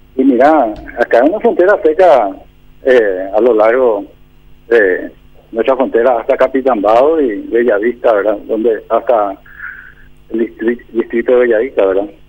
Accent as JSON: {"language": "Spanish", "country": "Paraguay", "said": "Somos nosotros los paraguayos"}